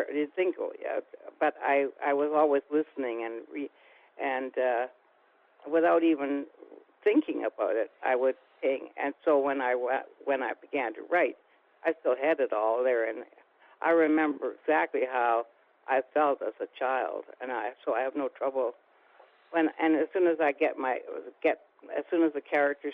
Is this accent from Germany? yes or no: no; Canada